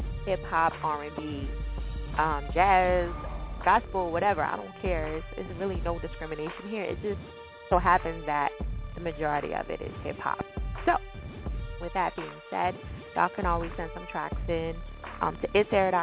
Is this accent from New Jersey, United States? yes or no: yes; New Jersey, United States; Jersey, all that good stuff, my home state.